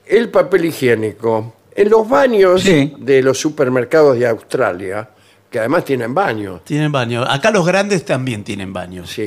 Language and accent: Spanish; Japan; ¿Usted es japonés? Sí, soy japonés, ¿cómo le va?